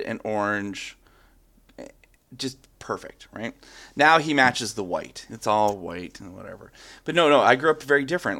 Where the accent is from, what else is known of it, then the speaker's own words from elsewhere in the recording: Calgary, Alberta, Canada; I grew up in Ca, at, in Calgary, Alberta, which is in the middle of the city